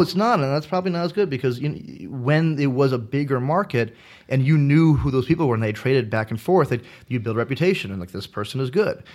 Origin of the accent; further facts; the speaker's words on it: United States; I'm from the States